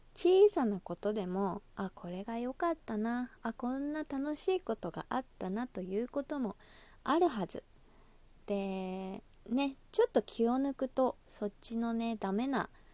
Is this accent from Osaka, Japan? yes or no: yes; Osaka, Japan; accent: Kansai dialect; 出身が大阪でして